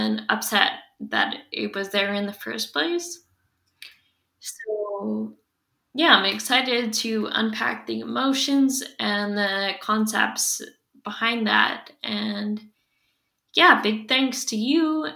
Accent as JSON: {"language": "English", "area": "Squamish Nation territory", "region": "British Columbia", "country": "Canada", "tie": "born or raised there", "moved": "as an adult", "lives_now": "Lekwungen territory, Canada", "said": "I've spent most of my life before now growing up on Squamish Nation territory"}